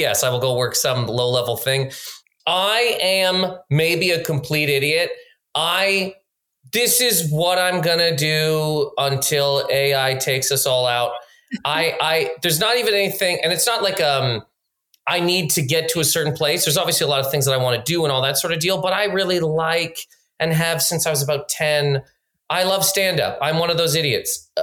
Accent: Nova Scotia, Canada; moved away as an adult; now in New York, United States; growing up in Nova Scotia

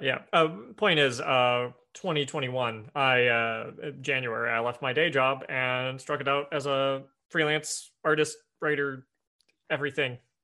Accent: Evansville, Indiana, United States; moved away as an adult; now in Seattle, United States; Evansville, Indiana. Very, very southern tip of the, of the toe of Indiana. Uh, went, yeah, born there, grew up there, went to college there

